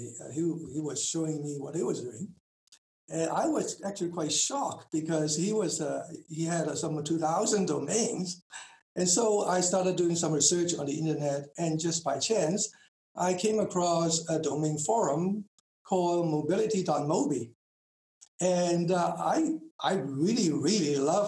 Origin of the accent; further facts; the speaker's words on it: Hong Kong; moved away as an adult; also born or lived in Taiwan / United States / Tokyo, Japan; now in Auckland, New Zealand; I was born in Hong Kong.